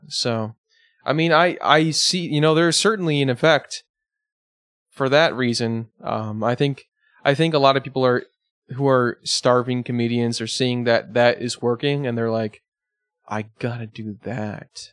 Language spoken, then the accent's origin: English; Batavia, Illinois, United States; my hometown as well as Robbie's from last episode. Uh, Batavia, Illinois